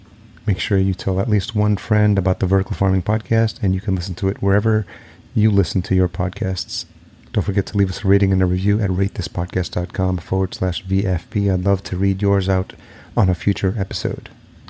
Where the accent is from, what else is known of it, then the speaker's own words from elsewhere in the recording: New York City, New York, United States; also born or lived in California; now in Minneapolis, United States; I grew up in New York City. I'm in Minneapolis now, and I've lived in California.